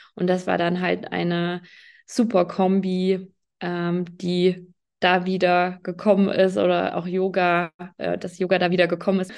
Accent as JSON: {"language": "German", "area": "near Fulda", "region": "Hesse", "country": "Germany", "said": "Ich komme aus der Nähe von Fulda in Hessen"}